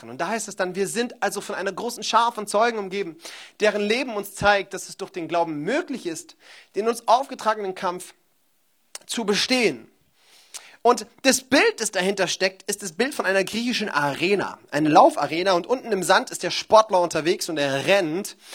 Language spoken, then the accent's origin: German; Baden-Württemberg, Germany; born there; außerdem bin ich ja auch Schwabe gebürtig, ja